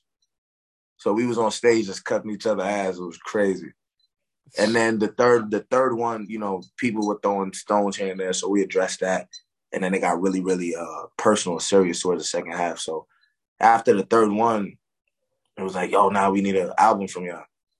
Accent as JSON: {"language": "English", "town": "Newburgh", "region": "New York", "country": "United States", "tie": "born or raised there", "also_born_or_lived": "Brooklyn, New York", "said": "I was born in Brooklyn, grew up in Newburgh."}